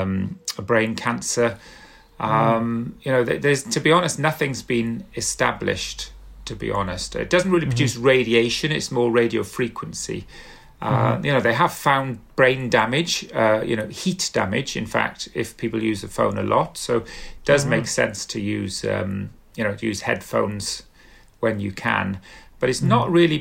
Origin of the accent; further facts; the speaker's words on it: South Wales, United Kingdom; I'm from South Wales, and we used to love lava bread